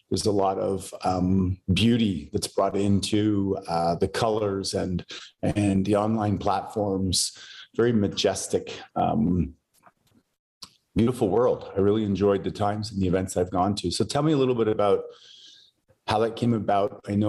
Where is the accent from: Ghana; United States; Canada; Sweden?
Canada; for us Westerners, and I'm Canadian